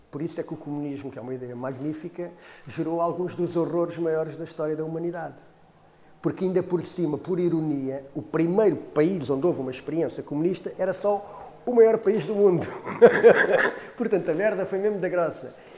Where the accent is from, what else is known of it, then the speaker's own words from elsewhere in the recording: Cacém, Lisbon, Portugal; eu sou do Cacém